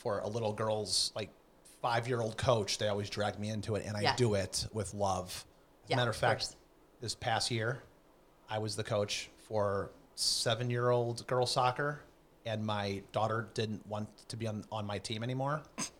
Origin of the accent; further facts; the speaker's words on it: Chicago, Illinois, United States; because I'm kind of from Chicago.